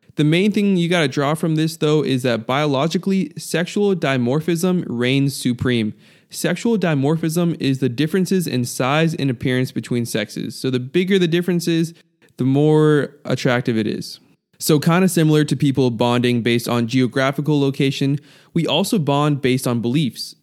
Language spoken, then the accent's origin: English; United States; being raised in America